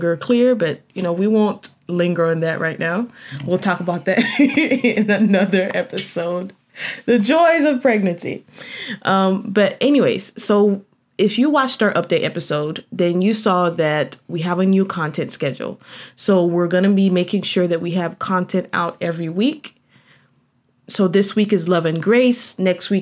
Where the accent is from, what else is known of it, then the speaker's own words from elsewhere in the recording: Haiti; now in United States; I grew up in Haiti